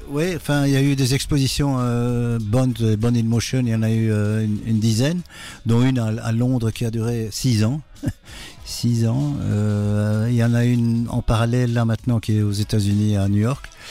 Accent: Brussels, Brussels-Capital Region, Belgium; Je suis euh, bruxellois

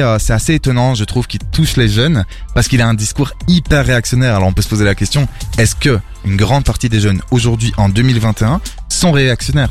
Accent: Belgium; also born or lived in Portugal; Je suis le seul, euh, belge et encore, euh, pas trop

